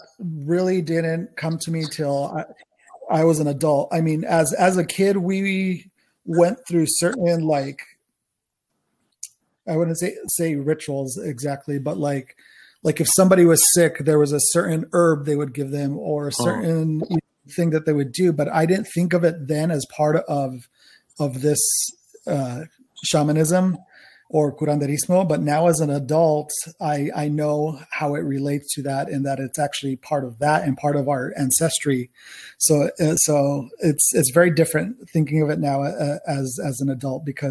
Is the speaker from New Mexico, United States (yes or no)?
yes; New Mexico, United States; I am from New Mexico, New Mexico, as far as I know, my family was there when it was still part of old Mexico